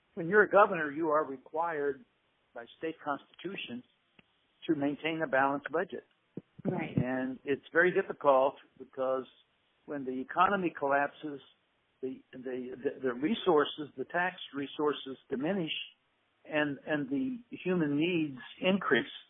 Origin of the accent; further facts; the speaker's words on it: Appalachia, United States; I'm an Appalachian fellow. Uh, my family still lives in Appalachia.